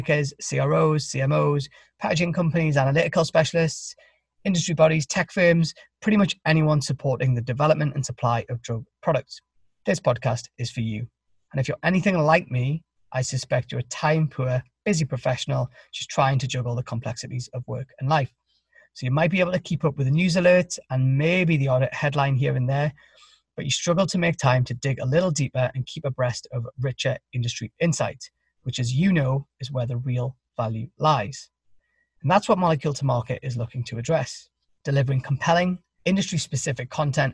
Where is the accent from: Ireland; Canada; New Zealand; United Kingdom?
United Kingdom; Newcastle upon Tyne, North East England; now in Boston, United States; I'm from Newcastle in the northeast of England, but now live with my wife and kids in Boston